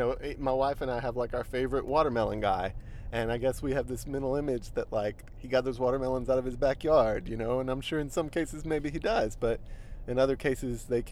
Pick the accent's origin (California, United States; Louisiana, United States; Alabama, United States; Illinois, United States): Louisiana, United States; Springhill; I grew up in Spring Hill